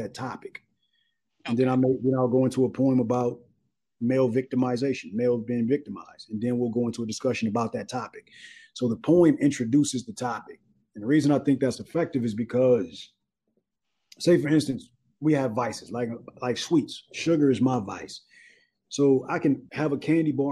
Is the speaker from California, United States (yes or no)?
yes; Los Angeles, California, United States; I'm from South Central Los Angeles